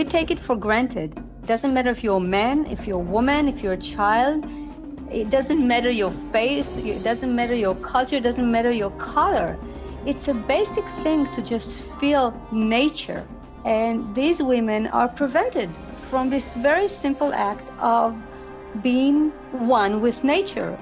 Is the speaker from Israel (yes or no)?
yes; Israel; moved away as an adult; I'm originally from Israel, and I come from a very musical family